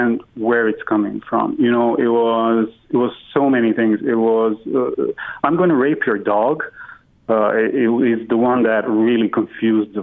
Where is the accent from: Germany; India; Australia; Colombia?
Germany; also born or lived in Croatia; now in Ireland; I grew up in Germany